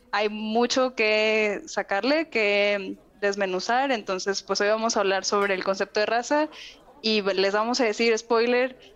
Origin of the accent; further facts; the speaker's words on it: northern Mexico, Mexico; Estoy sacando mi, mi norteña interna muy orgullosamente para decirles que de donde yo vengo, raza, se puede usar de una forma muy bonita.